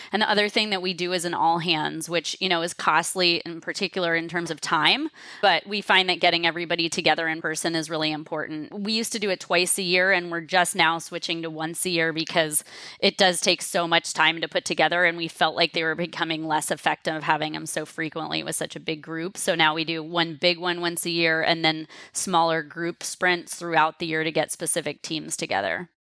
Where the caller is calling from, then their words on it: San Francisco, California, United States; San Francisco where I'm calling in from